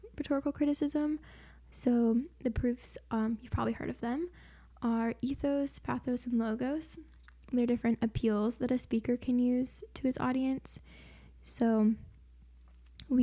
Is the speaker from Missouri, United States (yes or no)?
yes; Springfield, Missouri, United States; I am from Springfield, Missouri